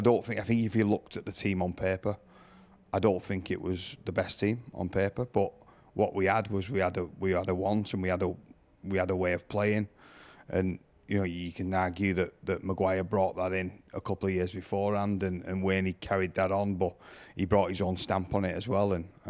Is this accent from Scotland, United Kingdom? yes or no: no; Salford, North West England, United Kingdom; I don't think he realised I was a Saints lad at first, honestly, because I come from Salford.